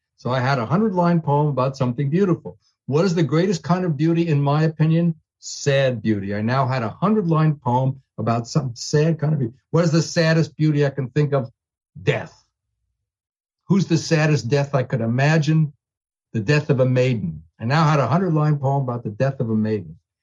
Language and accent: English; New York City, New York, United States; now in Santa Monica, United States; I, I'm from New York